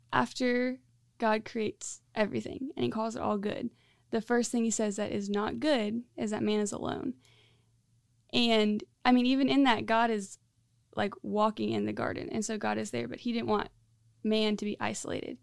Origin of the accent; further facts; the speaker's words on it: Central Florida, United States; moved away as an adult; now in Greenville, United States; I grew up in Central Florida. So, um, I moved to Greenville a year and a half ago